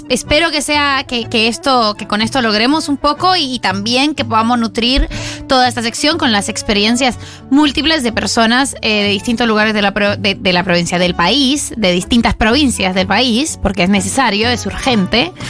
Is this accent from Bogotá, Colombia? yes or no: yes; Bogotá, Colombia; now in Buenos Aires, Argentina; Yo nací en Bogotá, en mi país